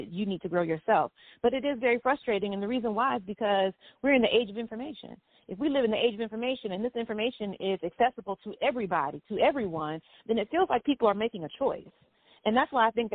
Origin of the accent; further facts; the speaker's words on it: the South, United States; growing up in the South, the first generation in a school system that had been segregated when my mother was a child